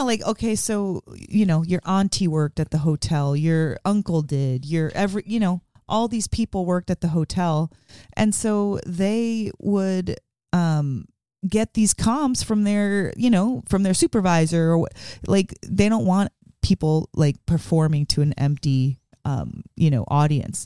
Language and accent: English; Las Vegas, Nevada, United States; moved away as an adult; also born or lived in Bronx, New York; now in Portland, United States; I was born in the Bronx, but um, I'm from Vegas. I grew up in Vegas